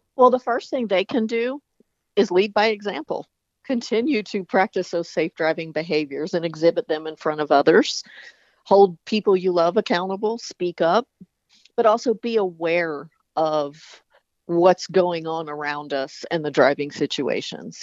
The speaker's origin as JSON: {"language": "English", "region": "the South", "country": "United States", "said": "I was even from the South"}